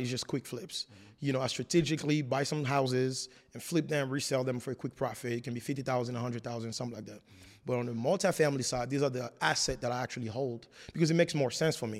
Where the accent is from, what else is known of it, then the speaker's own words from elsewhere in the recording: France; English is a second language; moved away as an adult; also born or lived in Congo; now in United States; I was born in the Congo and moved to France when I was four years old